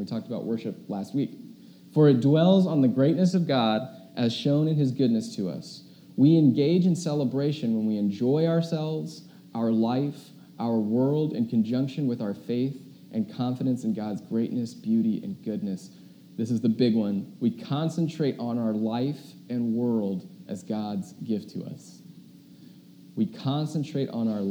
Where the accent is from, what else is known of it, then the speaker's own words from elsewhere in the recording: United States; us as an American